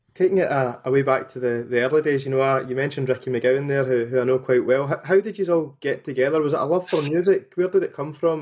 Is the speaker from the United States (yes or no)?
no; Motherwell, Scotland, United Kingdom; I'm from Motherwell myself